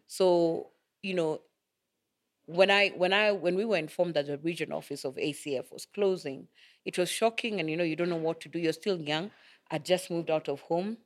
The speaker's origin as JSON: {"language": "English", "region": "Nairobi", "country": "Kenya", "tie": "born or raised there", "said": "we grew up in Madaraka."}